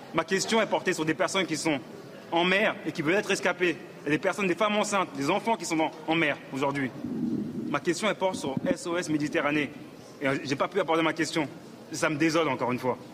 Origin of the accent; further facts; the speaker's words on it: France; Je suis né en France, je suis député français